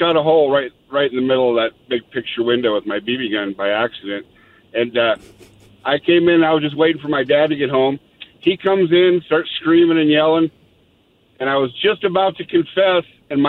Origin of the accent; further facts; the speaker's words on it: Montana, United States; we grew up in Montana